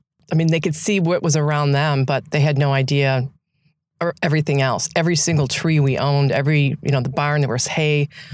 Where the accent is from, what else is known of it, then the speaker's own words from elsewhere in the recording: Illinois, United States; moved away; I grew up in Illinois